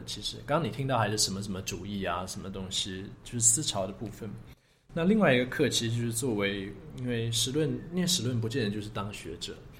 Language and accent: Chinese; London, United Kingdom; born there; 因为我想我生在就是生在伦敦这个地方，那我当然应该多去了解这个城市，多去挖这个宝藏这样子。